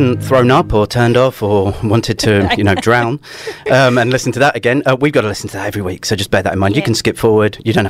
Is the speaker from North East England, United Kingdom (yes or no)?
no; London, United Kingdom; moved away as an adult; now in Australia; And I am originally from London. I've been here best part of 10 years.